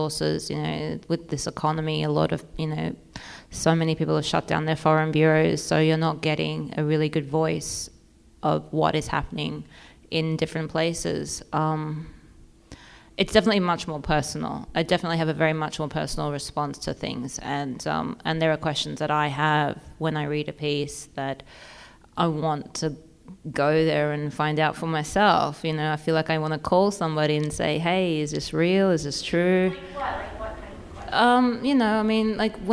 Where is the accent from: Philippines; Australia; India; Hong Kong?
Australia; now in United States; I'm Australian